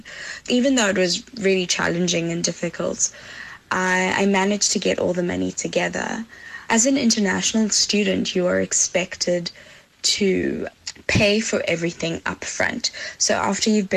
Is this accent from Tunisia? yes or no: no; Johannesburg, Gauteng, South Africa; moved away as an adult; now in Netherlands; I'm from Johannesburg, South Africa.